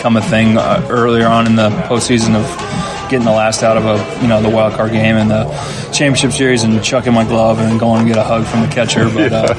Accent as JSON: {"language": "English", "region": "Virginia", "country": "United States", "tie": "born or raised there", "said": "I grew up in Virginia"}